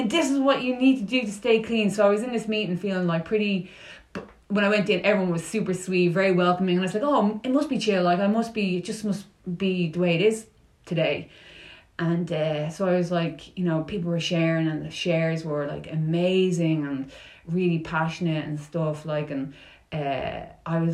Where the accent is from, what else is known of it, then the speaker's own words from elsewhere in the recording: Dublin, Leinster, Ireland; moved away as an adult; also born or lived in New York, United States; I'm pure Irish from Dublin